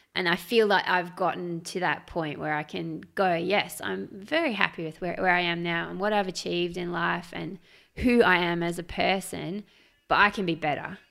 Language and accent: English; Australia; as an Australian